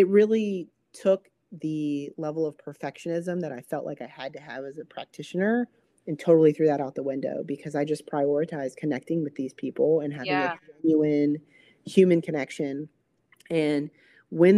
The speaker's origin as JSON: {"language": "English", "region": "East Coast", "country": "United States", "also_born_or_lived": "Minnesota", "moved": "as an adult", "said": "I'm from the East Coast and where it never gets below, you know, 20 rarely"}